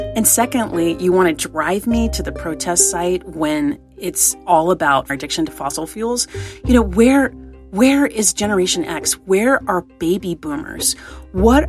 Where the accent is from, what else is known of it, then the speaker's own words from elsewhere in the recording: East Tennessee, United States; I grew up in East Tennessee